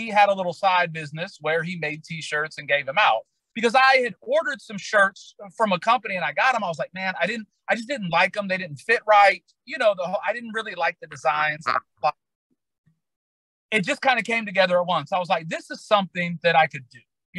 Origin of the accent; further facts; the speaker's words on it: Decatur, Illinois, United States; moved away; I'm from Decatur, Illinois. It's the soybean capital of the world and the original home of the Chicago Bears.